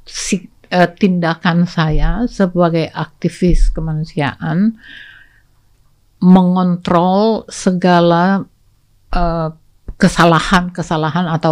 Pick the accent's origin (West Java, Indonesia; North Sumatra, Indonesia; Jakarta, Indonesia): North Sumatra, Indonesia; saya lagi mengurus ada orang Batak di situ Or, saya orang Batak nih